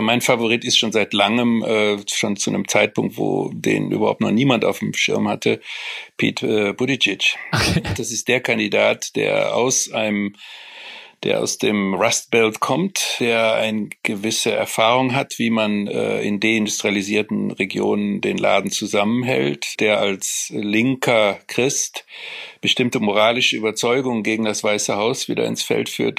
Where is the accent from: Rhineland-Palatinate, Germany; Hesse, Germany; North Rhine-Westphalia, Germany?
North Rhine-Westphalia, Germany; Cologne; also born or lived in Frankfurt; Ich bin natürlich Kölner